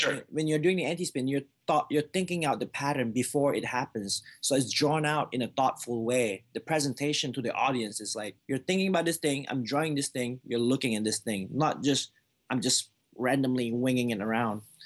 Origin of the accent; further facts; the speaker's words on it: Malaysia; moved away as an adult; now in United States; I was born in Malaysia before I came here, up until I was twenty-one years old.